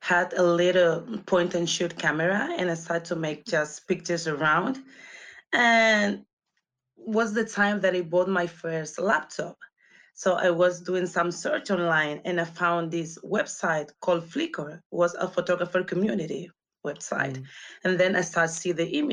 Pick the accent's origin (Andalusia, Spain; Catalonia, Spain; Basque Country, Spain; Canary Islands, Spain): Canary Islands, Spain; moved away as an adult; also born or lived in London, United Kingdom; I'm from the Canary Islands. It's a small island, so it's not much going on